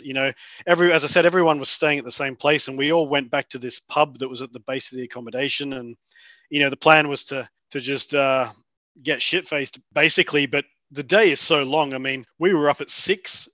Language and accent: English; Australia; now in Oslo, Norway; as an Aussie, as an Aussie fan